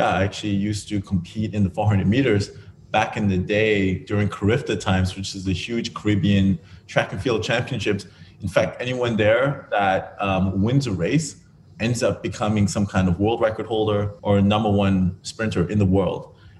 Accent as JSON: {"language": "English", "town": "Grand Turk", "country": "Turks & Caicos Islands", "tie": "born there", "said": "So I was born in the Turks and Caicos Islands, and on a tiny little island called Grand Turk, no more than 2,000 or 3,000 people at the time."}